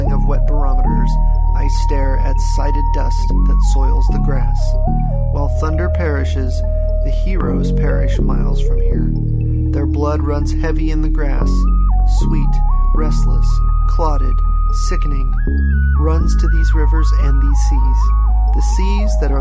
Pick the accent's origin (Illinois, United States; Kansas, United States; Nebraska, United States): Nebraska, United States; Beatrice; I grew up in this town knowing about Weldon